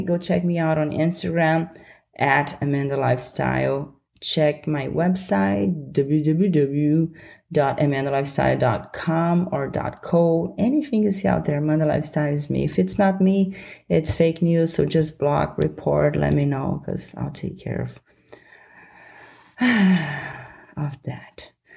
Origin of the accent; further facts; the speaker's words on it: Brasília, Federal District, Brazil; moved away; my hometown, Brasilia